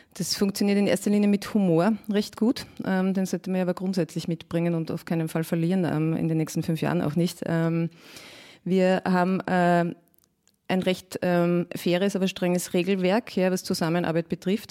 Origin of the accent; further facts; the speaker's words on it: Mühlviertel, Upper Austria, Austria; now in Vienna, Austria; Ich stamme ja ursprünglich aus Oberösterreich, ähm, aus einem kleinen Ort im Müllviertel